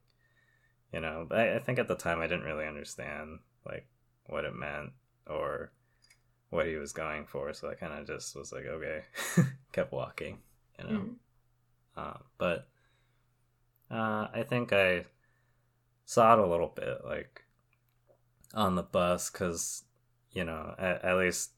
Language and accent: English; Southern California, United States; I grew up in Southern California where it's fairly diverse